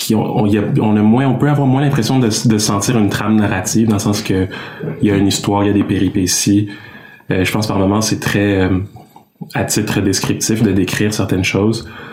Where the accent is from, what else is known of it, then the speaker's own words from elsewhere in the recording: Quebec, Canada; je suis né ici au Québec, mais j'ai des parents qui sont d'origine congolaise. Donc mes parents sont venus, ils ont immigré au Québec et ils ont eu les enfants ici que nous sommes